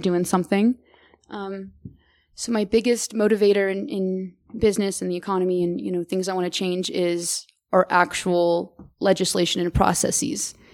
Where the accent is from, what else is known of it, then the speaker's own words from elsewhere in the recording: Merced, California, United States; now in Boulder, United States; I'm originally from Merced, California, small little little town in California